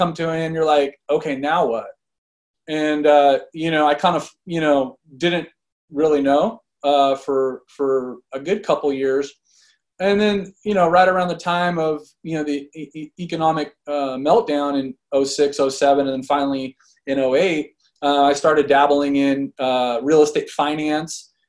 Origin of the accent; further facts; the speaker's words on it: Fresno, California, United States; I'm born and raised in Fresno, California